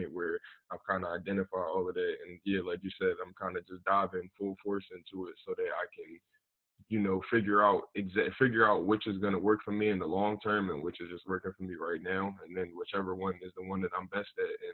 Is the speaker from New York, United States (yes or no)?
no; Philadelphia, Pennsylvania, United States; I was born and raised in Philly